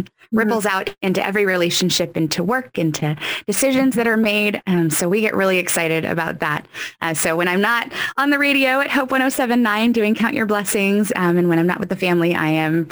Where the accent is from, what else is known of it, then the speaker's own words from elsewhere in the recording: Mid-Willamette Valley, Oregon, United States; also born or lived in East Coast, United States; I moved to Oregon when I was 9. So I've spent most of my life right here in the Mid-Willamette Valley.